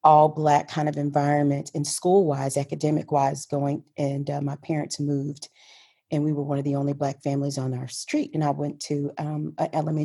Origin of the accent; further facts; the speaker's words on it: Houston, Texas, United States; I grew up in Houston, born and raised in Houston, Texas.